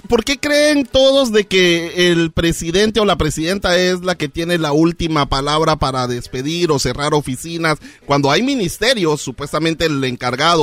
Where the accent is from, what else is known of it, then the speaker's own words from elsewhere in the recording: Guatemala; moved away; nos vamos a mi país natal, Guatemala.